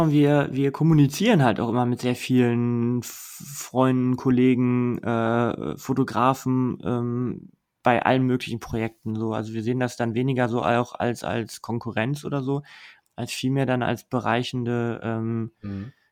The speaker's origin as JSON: {"language": "German", "town": "Mülheim", "region": "North Rhine-Westphalia", "country": "Germany", "tie": "born or raised there", "said": "aber meine Heimat ist äh, ein bisschen weiter ähm, westlich im Ruhrgebiet in Mülheim."}